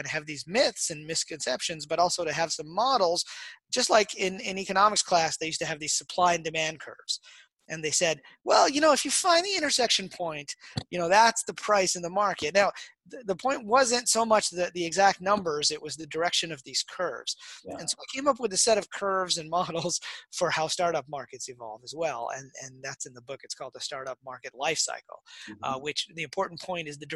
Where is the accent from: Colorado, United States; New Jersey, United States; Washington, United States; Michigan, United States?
Michigan, United States; Detroit; I grew up in Detroit